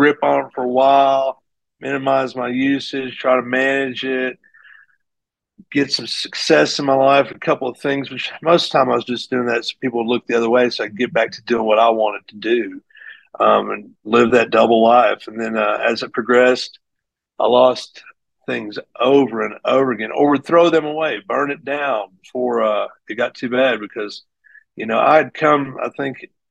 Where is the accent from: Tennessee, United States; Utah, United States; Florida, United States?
Tennessee, United States; Greeneville; I grew up in Greenville, Tennessee